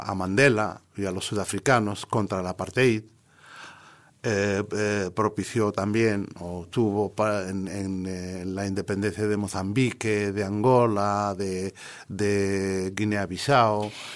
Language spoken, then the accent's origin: Spanish; Western Sahara; soy del Sáhara Occidental, soy de la República Árabe Saharaui Democrática